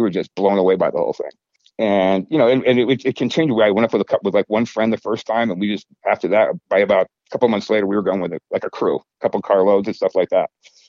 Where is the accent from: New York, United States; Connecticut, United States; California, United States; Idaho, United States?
Connecticut, United States; Simsbury; also born or lived in Granby, Connecticut; I grew up in Simsbury